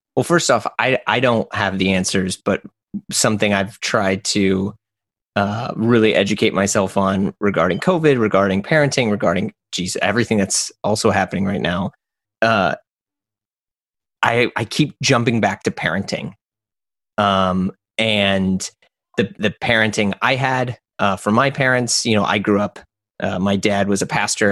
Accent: St. Louis, Missouri, United States; I'm from St. Louis, Missouri

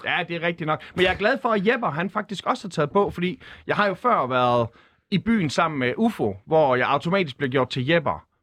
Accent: Skanderborg, Central Denmark Region, Denmark; jeg er født på Skanderborg Kommunhospital

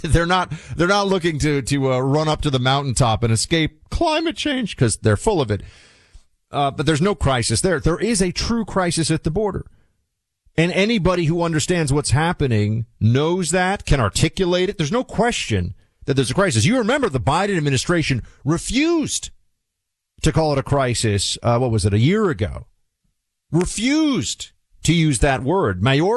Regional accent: New York City, New York, United States; where I used to watch the occasional sporting event when I was growing up in New York City

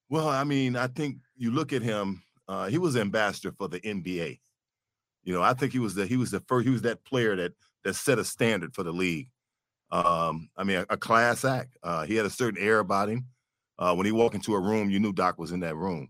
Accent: Detroit, Michigan, United States; as a kid growing up, you know, on the east side of Detroit

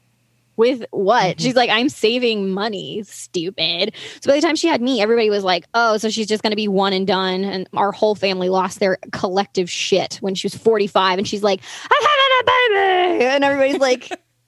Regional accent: the Plateaus, North Carolina, United States; I'm from the Plateaus, North Carolina

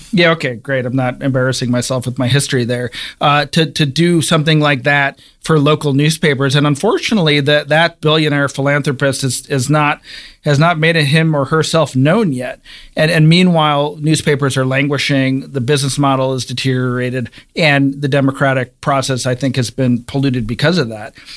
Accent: Cleveland, Ohio, United States; I'm from Cleveland, Ohio, and I grew up reading the Cleveland Plain Dealer

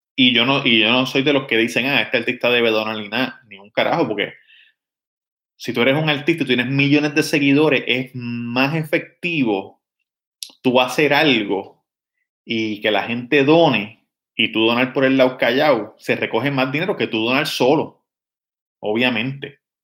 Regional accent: Levittown, Toa Baja, Puerto Rico; Cuando yo nací, eh, vivíamos en el condominio Lagos del Norte, en Levitown

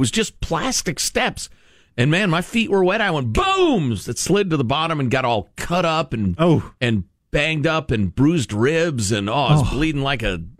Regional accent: Chicago suburbs, Illinois, United States; growing up in the Chicago suburbs

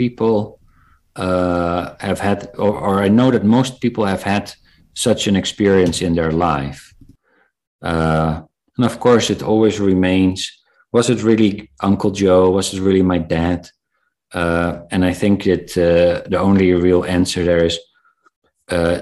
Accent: South Africa; I was born in South Africa

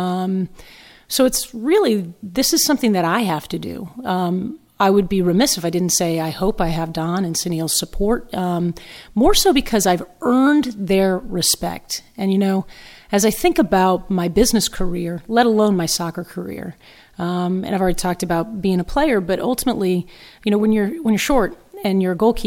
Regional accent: Fairfax, Virginia, United States; moved away as an adult; also born or lived in Los Angeles; now in New York, United States; I grew up in Northern Virginia, played from the age of seven

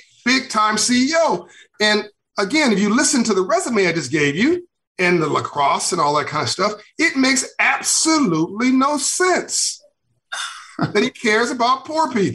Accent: Compton, California, United States; as an African-American entrepreneur growing up in Compton, California, in South Central

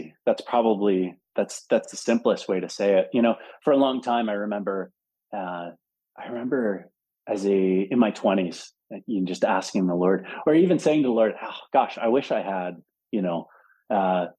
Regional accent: Philadelphia, Pennsylvania, United States; moved away as an adult; also born or lived in Denver; I grew up in Philadelphia

